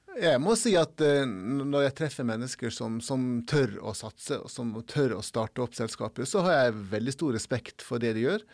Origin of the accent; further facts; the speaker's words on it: Norway; som nordmann å komme til Afrika